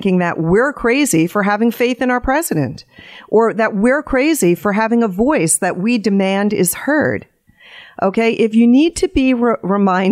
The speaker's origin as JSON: {"language": "English", "country": "United States", "said": "as American citizens"}